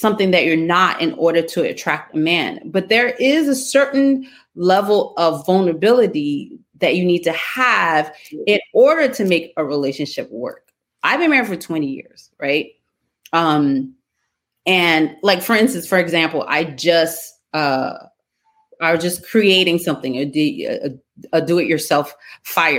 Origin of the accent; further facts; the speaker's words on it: New York City, New York, United States; I grew up in the streets of Brooklyn in the 80s and 90s.